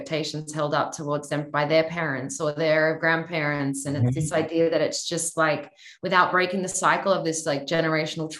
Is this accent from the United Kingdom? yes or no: no; Australia; I'm Australian